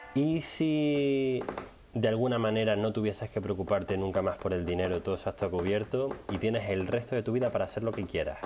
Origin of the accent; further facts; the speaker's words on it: Canary Islands, Spain; now in Netherlands; yo soy de Canarias